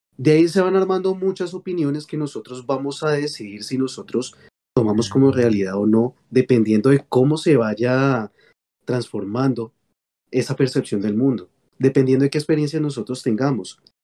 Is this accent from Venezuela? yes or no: no; Colombia; nosotros como colombianos